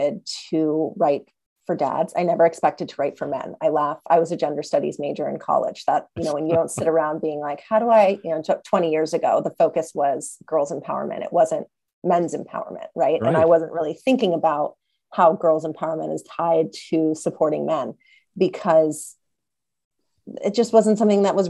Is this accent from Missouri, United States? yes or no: no; Los Angeles, California, United States; I grew up in Los Angeles